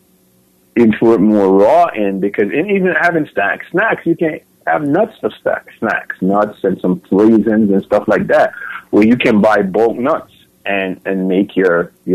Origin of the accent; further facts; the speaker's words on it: Jamaica; I've grown up with people in Jamaica